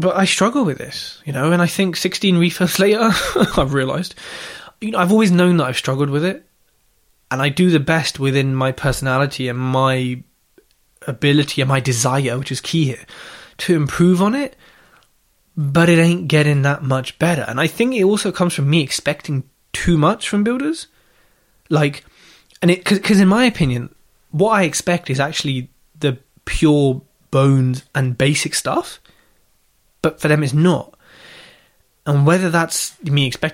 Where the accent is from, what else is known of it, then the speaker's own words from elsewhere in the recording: Southall, London, United Kingdom; moved away; I'm from Southall, so if I can go back and see the family